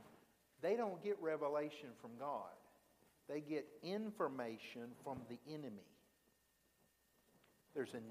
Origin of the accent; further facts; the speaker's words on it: Alabama, United States; I was from Alabama